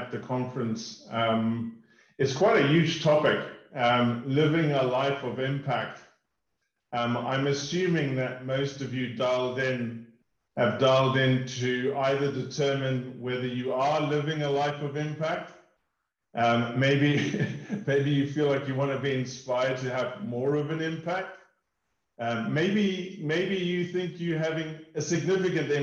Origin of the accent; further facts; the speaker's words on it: South Africa; moved away as an adult; also born or lived in United Kingdom / United States; We grew up in South Africa. We've lived in the UK, and we spent 3 years in the US